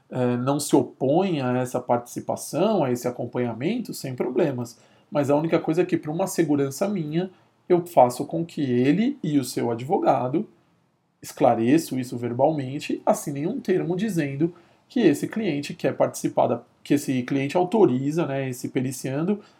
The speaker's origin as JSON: {"language": "Portuguese", "region": "São Paulo", "country": "Brazil", "said": "porque eu sou aqui de São Paulo"}